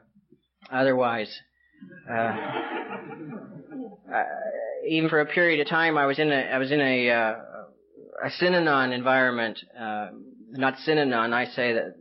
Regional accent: British Columbia, Canada; moved away; also born or lived in California; I grew up in Canada, and I lived in British Columbia

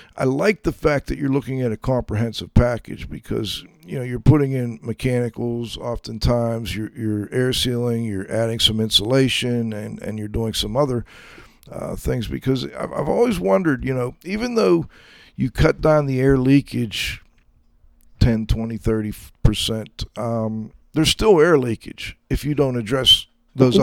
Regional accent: Pittsburgh, Pennsylvania, United States; I'm you know from Pittsburgh. I'm now up in the mountains to the southeast of Pittsburgh.

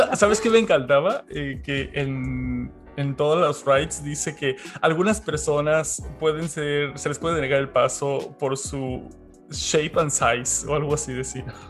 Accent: Mexico; soy mexicano

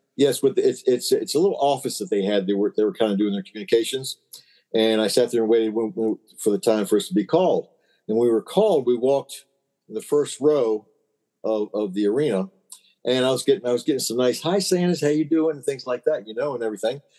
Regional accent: Maryland, United States; I'm from Maryland

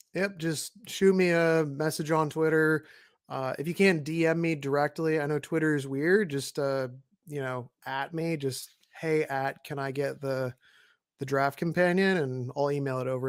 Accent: Northwest Washington, United States; we're both from Northwest Washington.

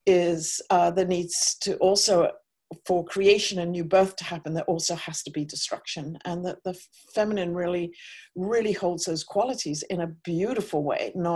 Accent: Cambridge, East of England, United Kingdom; I was raised in Cambridge, England

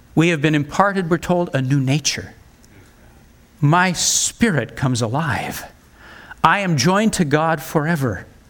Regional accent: United States; as an American

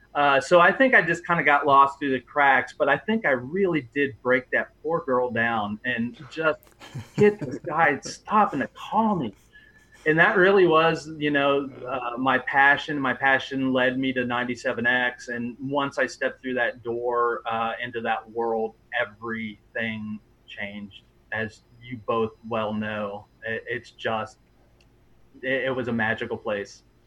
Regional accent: Oxford, Ohio, United States; I grew up in Oxford, and um, 97X was just always there

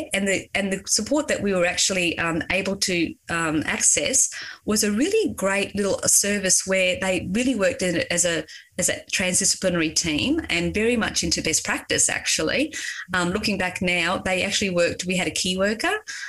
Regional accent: Queensland, Australia; because we came from Queensland and it was inclusive education.

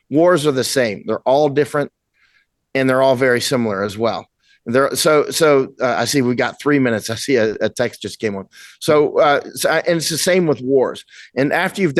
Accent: United States; I'm American.

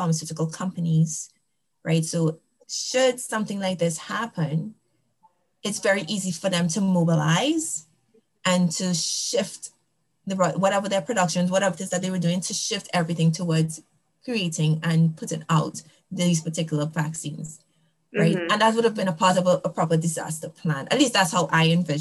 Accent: Trinidad & Tobago; now in United States; I'm from Trinidad and Tobago.

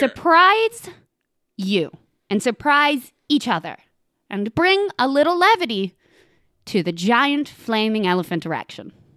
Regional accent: Knoxville, Tennessee, United States; moved away; the city I consider my hometown

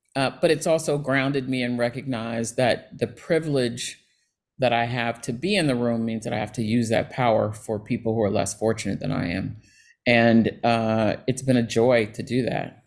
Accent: Cincinnati, Ohio, United States; moved away; I grew up in Ohio in Cincinnati

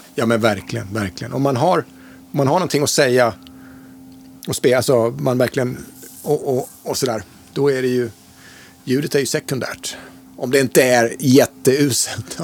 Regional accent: Mora, Dalarna County, Sweden; also born or lived in Stockholm; jag kommer ju från, från Mora. Jag var ju född i Stockholm men flyttade ja. till Mora 71 när jag var fem år

